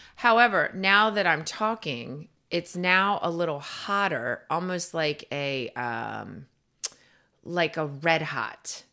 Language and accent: English; East Coast, United States; now in Florida, United States; I am from the East Coast